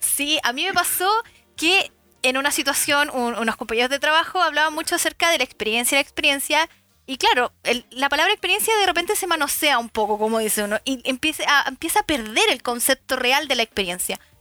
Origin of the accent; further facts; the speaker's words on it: Chile; acá los chilenos somos, digo somos porque soy chilena